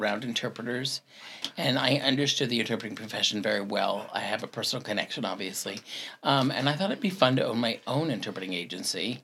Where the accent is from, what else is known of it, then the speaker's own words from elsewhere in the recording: Salt Lake City, Utah, United States; moved away as an adult; also born or lived in New York / Jacksonville, Florida / Ocala, Florida; now in Iowa, United States; I grew up in Salt Lake City, Utah